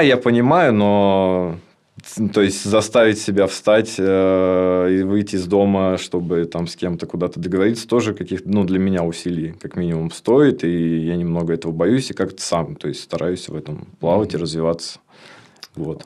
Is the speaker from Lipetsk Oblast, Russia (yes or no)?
yes; Lipetsk Oblast, Russia; moved away as an adult; now in Tambov, Russia; Я с Липецкой области